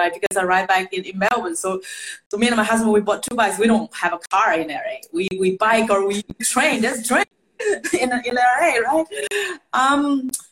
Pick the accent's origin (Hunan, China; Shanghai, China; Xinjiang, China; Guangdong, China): Shanghai, China; moved away; I grew up in Shanghai, I'm a city girl.